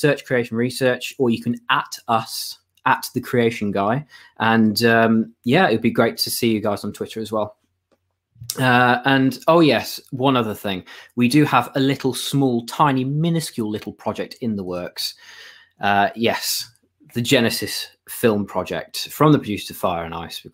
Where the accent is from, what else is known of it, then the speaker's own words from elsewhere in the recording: York, Yorkshire and the Humber, United Kingdom; I was born and raised in York